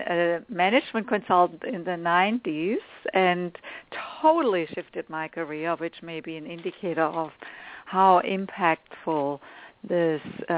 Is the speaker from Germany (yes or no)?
yes; Germany; moved away as an adult; now in United States; I grew up in Germany. I'm one of 10 children.